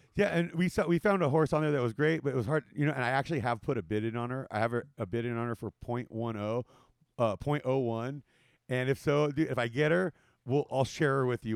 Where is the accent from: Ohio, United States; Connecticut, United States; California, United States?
California, United States; Whittier; moved away; in Whittier, where I grew up